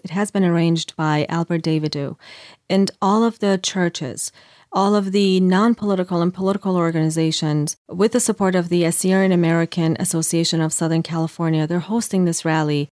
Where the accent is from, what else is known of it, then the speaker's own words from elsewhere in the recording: Iran; moved away; I'm from Iran myself